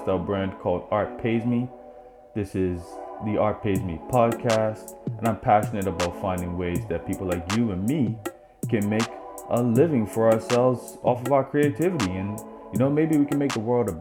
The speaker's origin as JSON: {"language": "English", "country": "Bermuda", "said": "I'm from Bermuda"}